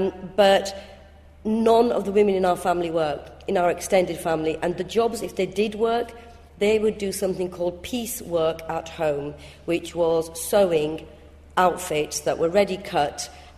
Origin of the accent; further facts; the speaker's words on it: Bradford, Yorkshire and the Humber, United Kingdom; accent: northern; English is a second language; I'm from Bradford, as you can probably tell by my quite strong northern accent